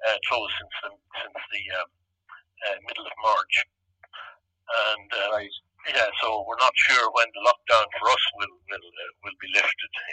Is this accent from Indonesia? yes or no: no; Ireland; moved away as an adult; now in Toronto, Canada; myself and Betty went back home in 1971. And we found ourselves kind of in two, between two stools, you know, wishing we were back in Canada, wishing we were back in Ireland type of thing